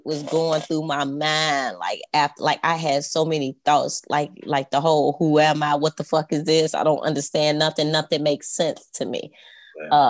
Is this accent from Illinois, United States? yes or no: yes; Chicago, Illinois, United States; I grew up on the west side of Chicago